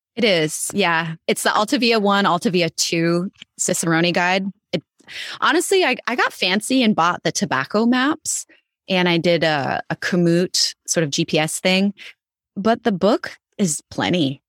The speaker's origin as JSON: {"language": "English", "region": "Idaho", "country": "United States", "tie": "born or raised there", "said": "I grew up in Idaho"}